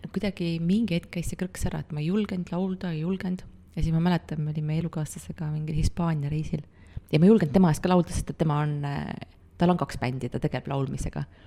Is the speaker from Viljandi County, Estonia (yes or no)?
no; near Pärnu, Pärnu County, Estonia; moved away; ma olen väiksest kohast pärit, vanemad elavad siiamaani seal Pärnu lähedal